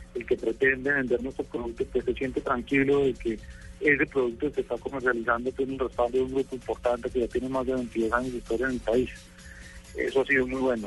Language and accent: Spanish; Colombia